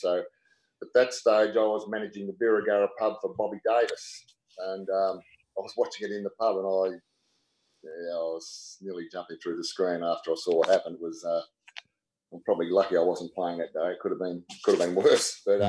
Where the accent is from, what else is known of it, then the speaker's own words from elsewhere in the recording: Wangaratta, Victoria, Australia; I come down from Wangaratta, right?